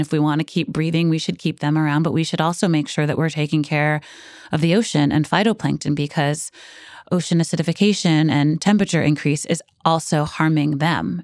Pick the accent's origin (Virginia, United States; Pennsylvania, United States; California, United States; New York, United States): New York, United States; New York City; I grew up in Brooklyn and I never thought I lived in a coastal city.